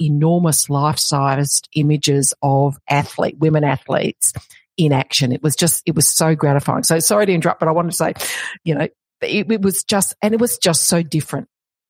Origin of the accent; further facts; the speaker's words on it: Melbourne, Victoria, Australia; for my hometown of Melbourne